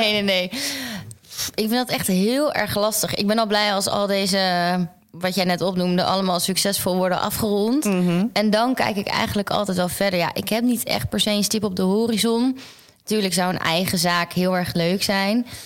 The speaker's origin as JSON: {"language": "Dutch", "region": "Groningen", "country": "Netherlands", "moved": "as an adult", "lives_now": "Amsterdam, Netherlands", "said": "mijn familie en mijn vrienden niet in Groningen of waar ik vandaan kom"}